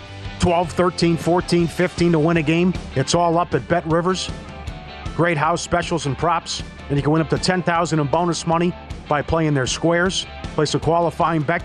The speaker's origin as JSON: {"language": "English", "region": "Minnesota", "country": "United States", "tie": "born or raised there", "said": "growing up in Minnesota"}